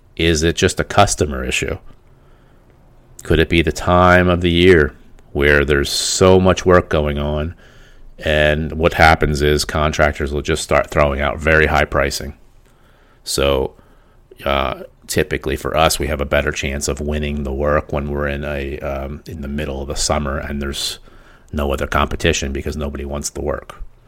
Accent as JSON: {"language": "English", "region": "Pennsylvania", "country": "United States", "said": "We're from Pennsylvania"}